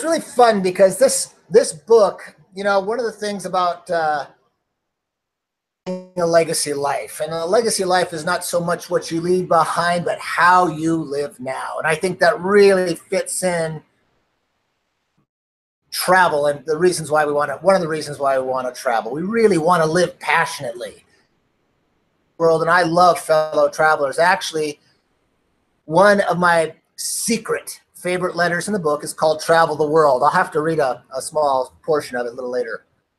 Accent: Norway; born there; I figured I was born in Norway. So I ended up going to school there and skiing with the junior Olympic team

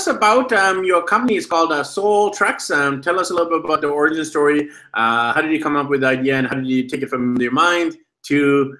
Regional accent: Vancouver, British Columbia, Canada; moved away as an adult; now in Medellin, Colombia; I'm from Vancouver, BC, Canada, but I'm actually currently in Medellin, Colombia, in South America.

